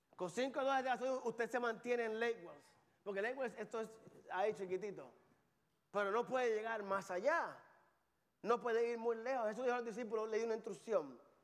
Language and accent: Spanish; Carolina, Puerto Rico; moved away; Yo soy de Carolina, Puerto Rico